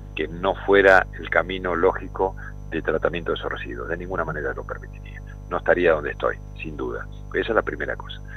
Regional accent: Argentina

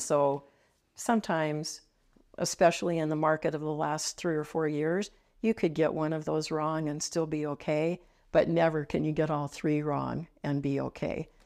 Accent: Cheyenne, Wyoming, United States; I grew up here

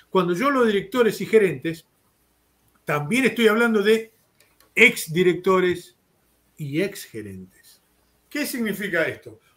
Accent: Argentina; Yo te hablo como argentino. Una de las ventajas que tiene Argentina es que es un país en vías de subdesarrollo.

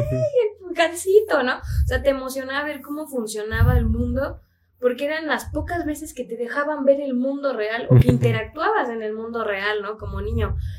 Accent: Mexico; como sociedad mexicana

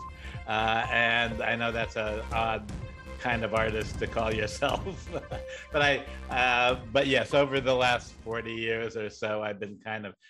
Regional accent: Riverside, California, United States; also born or lived in Buffalo, New York; now in Los Angeles, United States; my family moved to Riverside

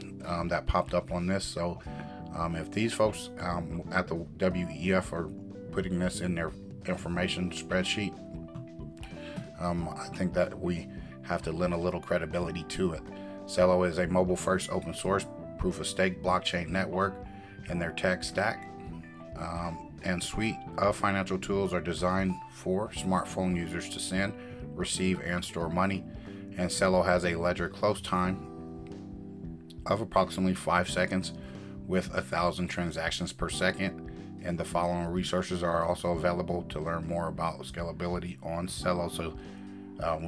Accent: United States; for me being American

